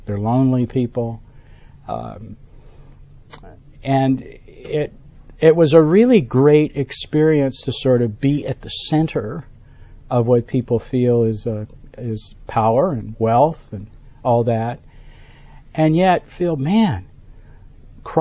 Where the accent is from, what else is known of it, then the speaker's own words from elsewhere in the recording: Buffalo, New York, United States; now in Birmingham, United States; I grew up in Buffalo, New York, at the western end of the state